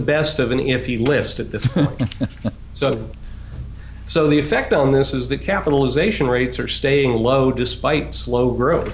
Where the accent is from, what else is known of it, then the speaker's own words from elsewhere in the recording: Chicago, Illinois, United States; In my hometown, Chicago